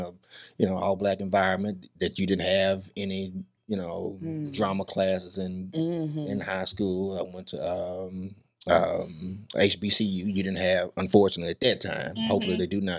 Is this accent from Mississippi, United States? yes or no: yes; Jackson, Mississippi, United States; moved away; also born or lived in Memphis, Tennessee; I am from Jacktown, Mississippi. Hey. Jackson, Mississippi, born and raised, bred and fed.